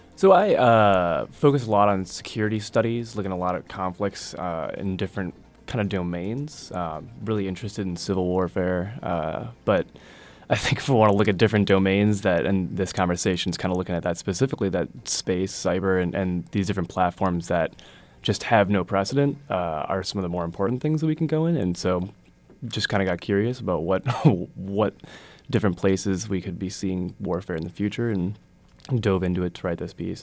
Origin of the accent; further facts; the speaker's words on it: Wisconsin, United States; moved away; I'm originally from Wisconsin. I'm a Wisconsin guy through and through